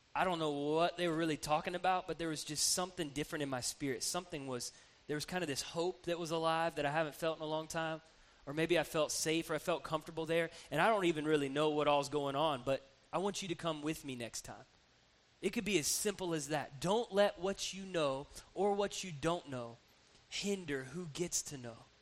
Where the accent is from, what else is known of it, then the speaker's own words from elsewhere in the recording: Atlanta, Georgia, United States; now in Columbus, United States; I grew up in Atlanta